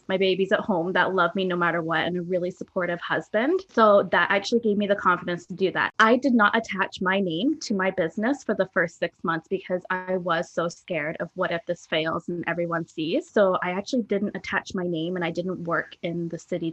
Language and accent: English; England, United Kingdom; now in Canada; I don't have a huge amount of family here in Canada. I'm originally from England